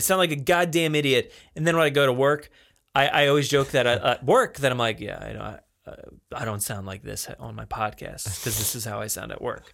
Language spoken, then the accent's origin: English; New Jersey, United States; accent: New Jersey; I'm sounding more like New Jersey